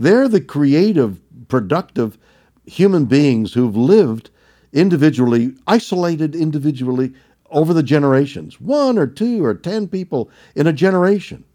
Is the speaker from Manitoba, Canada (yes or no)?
no; Montreal, Quebec, Canada; I was brought up in Montreal, Canada